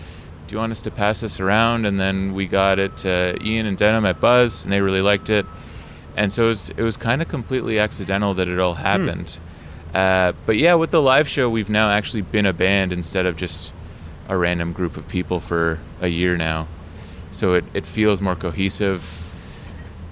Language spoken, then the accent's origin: English; Toronto, Ontario, Canada; also born or lived in Beeton, Ontario; I grew up kind of North York, Scarborough